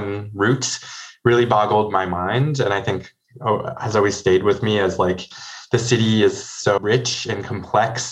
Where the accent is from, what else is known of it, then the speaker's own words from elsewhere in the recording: Toronto, Ontario, Canada; I grew up in Toronto